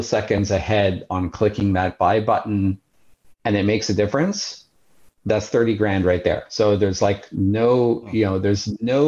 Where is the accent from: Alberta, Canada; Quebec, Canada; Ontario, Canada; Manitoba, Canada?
Quebec, Canada; Montreal; moved away; I have a good friend, a high school friend that I grew up with back in Montreal